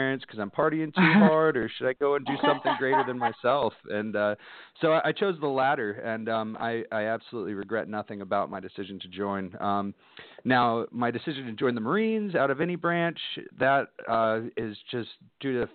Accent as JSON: {"language": "English", "town": "Dallas", "region": "Texas", "country": "United States", "tie": "born or raised there", "said": "I grew up mostly in Dallas, Texas."}